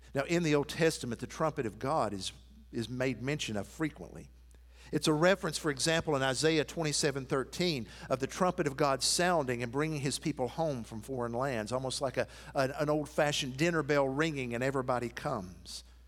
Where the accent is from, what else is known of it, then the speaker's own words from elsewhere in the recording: Athens, Tennessee, United States; moved away; my hometown of Athens